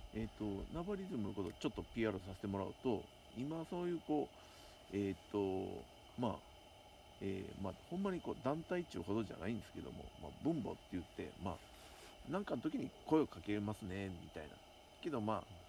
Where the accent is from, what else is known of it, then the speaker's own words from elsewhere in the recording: Osaka, Japan; now in Nabari, Japan; 僕ももともと大阪なんで